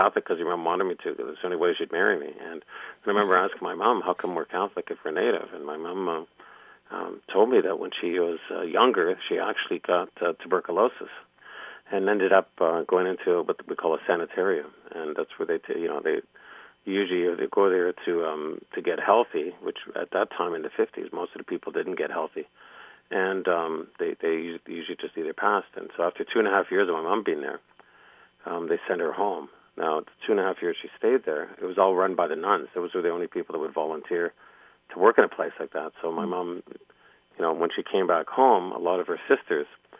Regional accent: Toronto, Ontario, Canada; She met my dad and moved to a big city, Toronto, and we grew up sort of in the Lower East Side in Toronto

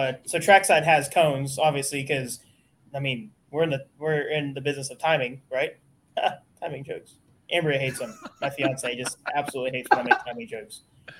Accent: San Diego, California, United States; moved away as an adult; now in Texas, United States; So actually three generations born and raised in San Diego, California. I moved to Texas after high school to go to machining school

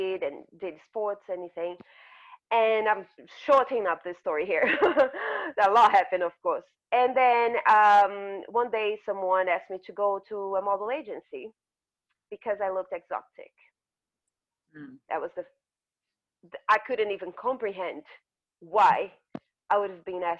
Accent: Brazil; also born or lived in north of Brazil / south of Brazil; I grew up in Brazil, in a part of Brazil where I looked different. I was born in the north of Brazil and everyone looks like me

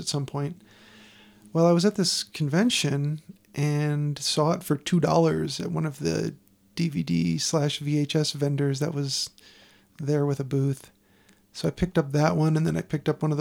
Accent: Chicago, Illinois, United States; also born or lived in Hawaii / Seattle; now in Denver, United States; I've lived in Hawaii, Seattle. I'm from Chicago. We all live in Denver.

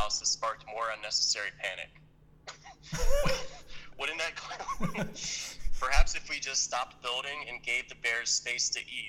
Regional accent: Cincinnati, Ohio, United States; I grew up a Bengals fan.

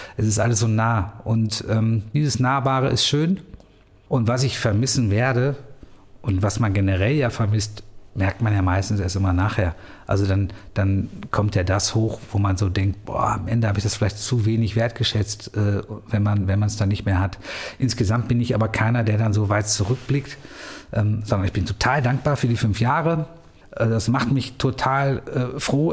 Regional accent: edge of the Ruhr area, near the Rhineland, North Rhine-Westphalia, Germany; moved away as an adult; also born or lived in Cologne / Munich; now in Bielefeld, Germany; ich bin, bin am Rande des Ruhrgebiets ähm, aufgewachsen, am Rande deswegen, weil eigentlich mit der Nähe zum, zum Rheinland, Köln war für uns die nächste große Stadt.

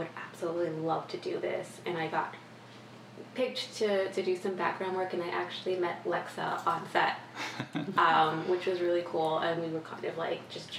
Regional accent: Washingtonville, New York, United States; I grew up in Washingtonville, right in the Hudson Valley

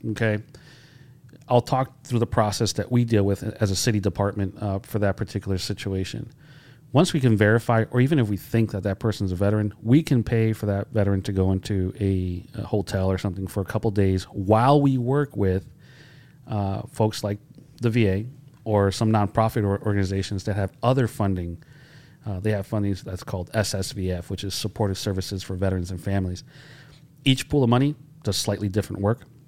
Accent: Holyoke, Massachusetts, United States; growing up in Holyoke

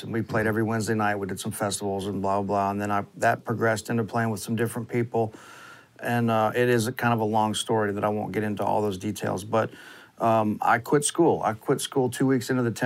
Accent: Gulf Coast, United States; I was very lucky growing up on the Gulf Coast

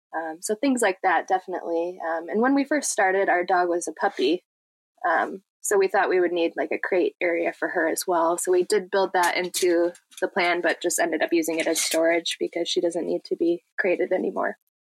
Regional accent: Michigan, United States; we're from Michigan

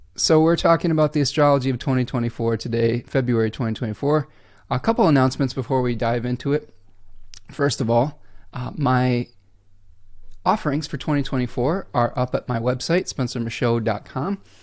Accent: Michigan, United States; I'm from Michigan. It's snowy and rainy, and we haven't seen the sun in about a week

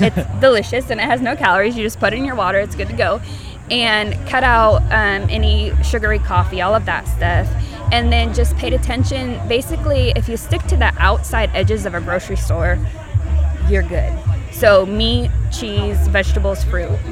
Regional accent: Oregon, United States; also born or lived in California; now in Tennessee, United States; I'm from Oregon and then I moved to California and then I moved to Tennessee.

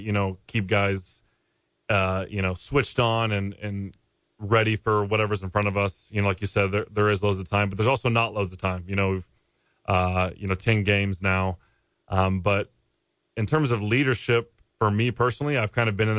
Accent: Norman, Oklahoma, United States; moved away; I'm from Norman, Oklahoma. Super proud to be from there.

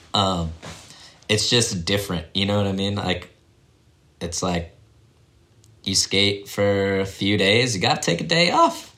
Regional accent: Leavenworth, Kansas, United States; I grew up in Leavenworth, Kansas. It's about an hour outside of Kansas City. Um, that's like my dad was in the military, so we bounced around a lot when I was younger. But when I was like six or seven. We moved to Kansas, and that's where he retired

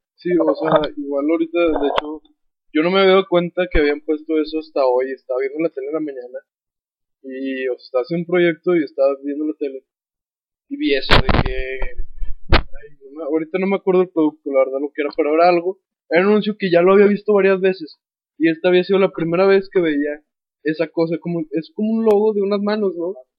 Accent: Mexico

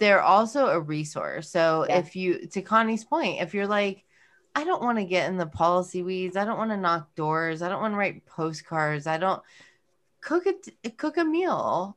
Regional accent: California, United States; moved away; I'm from California

